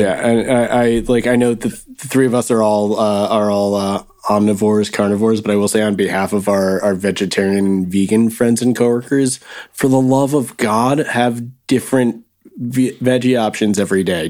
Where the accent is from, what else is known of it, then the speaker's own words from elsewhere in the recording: New Jersey, United States; growing up in Jersey